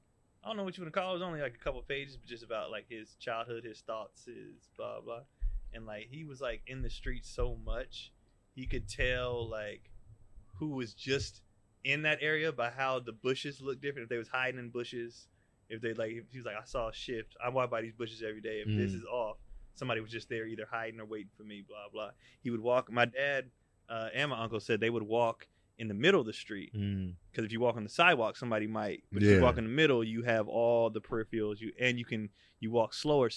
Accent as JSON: {"language": "English", "town": "Antioch", "region": "California", "country": "United States"}